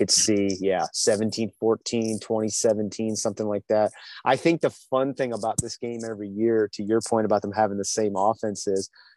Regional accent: Tappahannock, Virginia, United States; tiny town, Tappahannock, right outside of Richmond

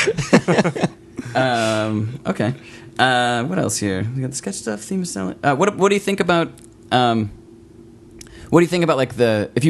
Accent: Milwaukee, Wisconsin, United States; I'm from Milwaukee.

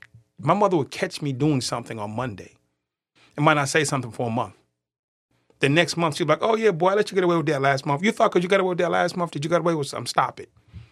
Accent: Boston, Massachusetts, United States; accent: Boston; Born and raised in Boston.

